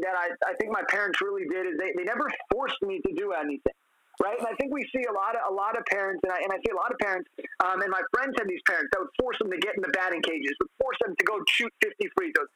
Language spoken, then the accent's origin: English; Los Angeles, California, United States; I'm from Los Angeles, and we have a room in the house I grew up in called the Laker room